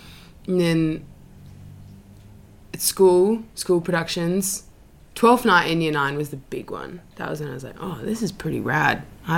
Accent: Sydney, New South Wales, Australia; Yeah, Paddington with my family.

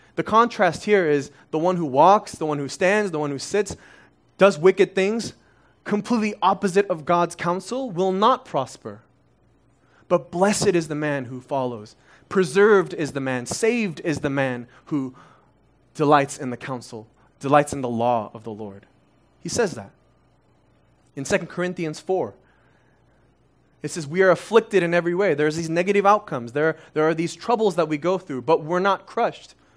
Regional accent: Las Vegas, Nevada, United States; first language Korean; English is a second language; also born or lived in Korea; My parents left their life behind in Korea, and they've left their college degrees behind and started working minimum wage jobs in, in Las Vegas

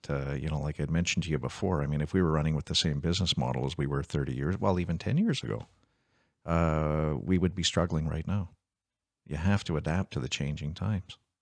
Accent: Canada; I'm a Canadian first and foremost.

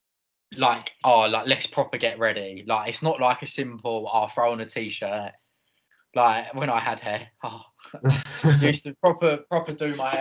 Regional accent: Essex, East of England, United Kingdom; From studying at Bournemouth University, from Essex, but you could probably tell that because of my accent.

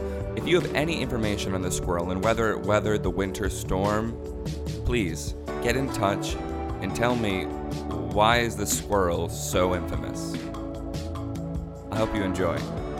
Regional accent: Rhode Island, United States; moved away as an adult; now in Austin, United States; I lived in Rhode Island all my life, pretty much.

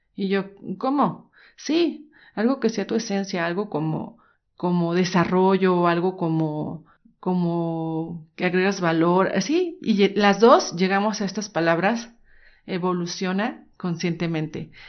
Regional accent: Guadalajara, Jalisco, Mexico; soy mexicana, nací en Guadalajara, Jalisco

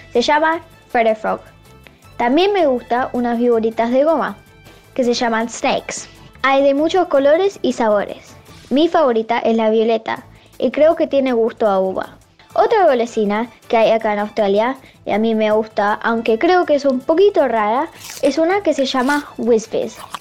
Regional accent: Florida, United States; tengo nueve años y soy de Florida, Estados Unidos.

